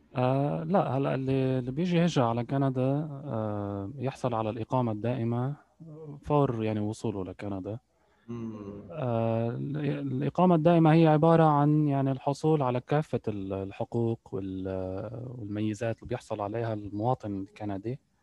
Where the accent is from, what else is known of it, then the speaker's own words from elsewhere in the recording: Lebanon; moved away as an adult; also born or lived in United Arab Emirates; now in Canada; أنا ولدت في لبنان وقضيت يعني معظم معظم طفولتي إلى حين يعني تخرجت من الجامعة